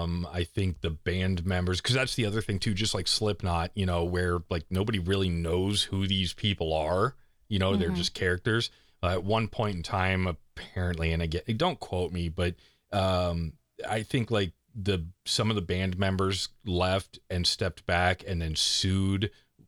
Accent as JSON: {"language": "English", "region": "East Coast", "country": "United States", "moved": "yes", "said": "I'm from the East Coast."}